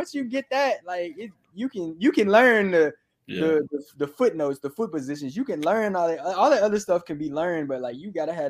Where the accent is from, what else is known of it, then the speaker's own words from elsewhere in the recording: Memphis, Tennessee, United States; I'm not finna change the music I listen to. Like, I'm from Memphis. Like, and I'm just gonna keep it that way. And I can't not be that.